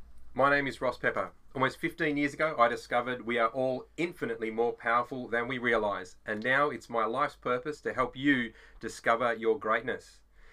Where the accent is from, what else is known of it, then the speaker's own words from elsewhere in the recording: Australia; We're Aussie blokes, we're dads